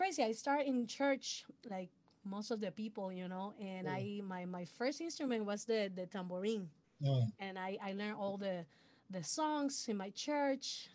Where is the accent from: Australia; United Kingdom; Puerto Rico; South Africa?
Puerto Rico; first language Spanish; English is a second language; I'm original from Puerto Rico. So my first language is Spanish. I'm born in a musical family